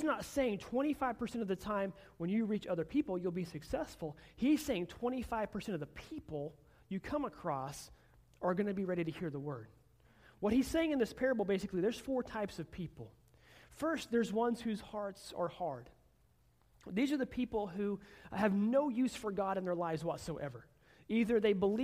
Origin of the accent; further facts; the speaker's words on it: Oklahoma, United States; I'm from Oklahoma. I've lived almost my entire life in Oklahoma.